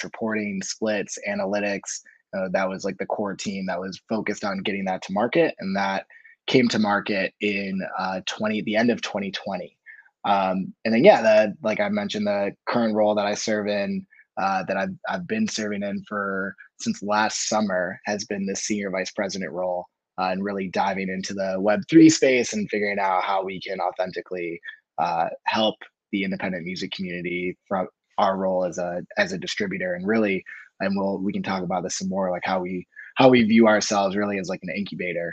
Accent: Rochester, New York, United States; now in Austin, United States; I'm originally from Rochester. I was born in New York City, so born and raised New Yorker.

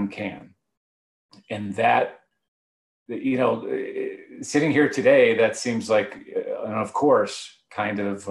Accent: Cleveland, Ohio, United States; moved away as an adult; also born or lived in Oxford, Ohio; now in Boulder, United States; I'm originally from Cleveland and went to school at Miami University in Ohio

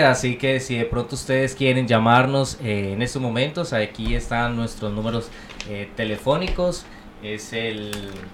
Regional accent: Colombia; moved away as an adult; now in United States; yo soy colombiano

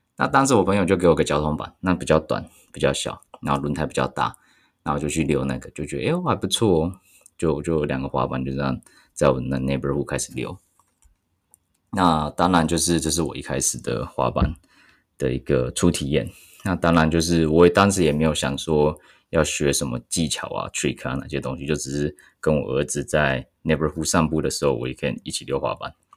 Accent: Taichung, Taiwan; 我是台中人

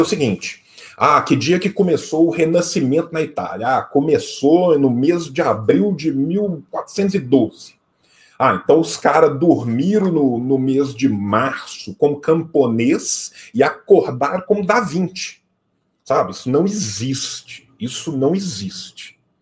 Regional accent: interior of Minas Gerais, Brazil; Eu venho de uma região de Minas Gerais

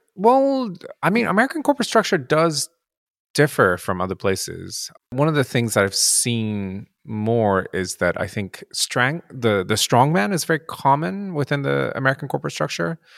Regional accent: Japan; I'm um, Japanese and I grew up in Japan

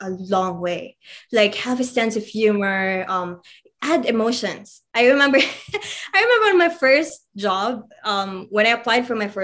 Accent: Philippines; as a Filipino, specifically as a Filipino

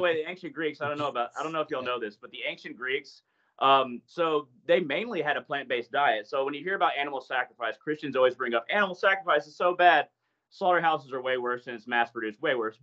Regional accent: United States; I'm American

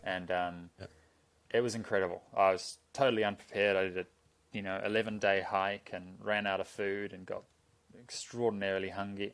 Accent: Auckland, New Zealand; I grew up in Auckland

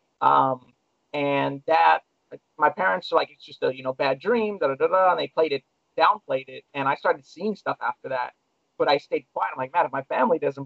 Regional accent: Long Beach, California, United States; I grew up in Long Beach, California, where I was born

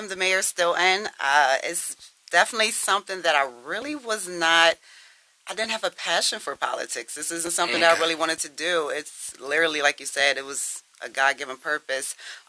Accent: Harrisburg, Pennsylvania, United States; also born or lived in Milwaukee, Wisconsin / Steelton, Pennsylvania; I grew up pretty much in Harrisburg before we moved to Stilton. Okay. But I was born in Milwaukee, Wisconsin.

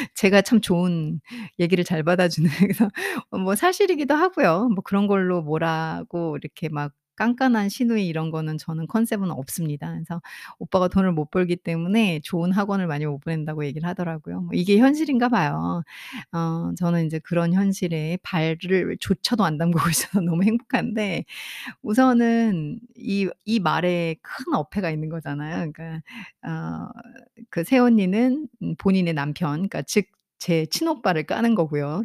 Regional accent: South Korea; first language Korean

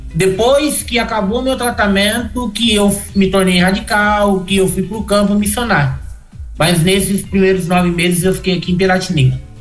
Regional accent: Getulina, São Paulo, Brazil; moved away as an adult; also born or lived in Espírito Santo; now in Bauru, Brazil; Eu sou de Getulina. É uma cidade que uhum. fica um pouquinho próximo a Bauru aqui.

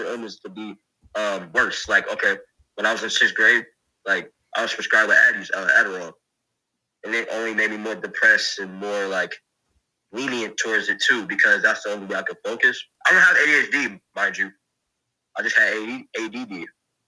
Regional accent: Kenosha County, Wisconsin, United States; I'm from Kenosha County, Wisconsin.

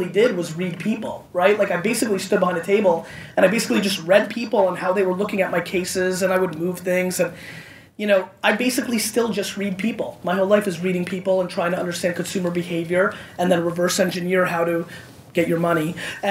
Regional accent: Edison, New Jersey, United States; also born or lived in Belarus / Queens, New York; And then I moved to New Jersey and basically grew up in Edison, New Jersey.

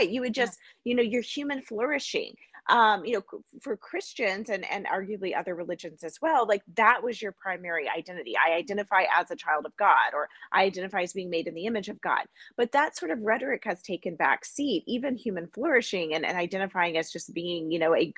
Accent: United States; as an American.

